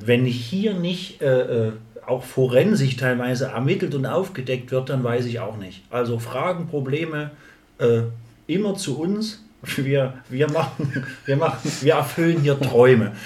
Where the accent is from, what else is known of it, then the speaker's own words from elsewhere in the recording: East Thuringia, Germany; also born or lived in Jena; bei uns auf dem Dorf, also hier, ja, Thüringen, Ostthüringen